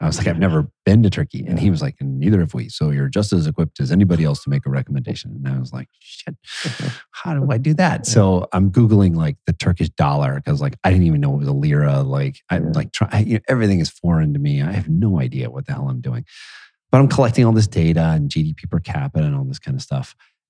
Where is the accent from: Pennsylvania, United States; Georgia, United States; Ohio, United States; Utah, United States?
Ohio, United States; Cincinnati; moved away as an adult; also born or lived in Colorado / New York / San Francisco; now in Columbus, United States; I grew up in Cincinnati.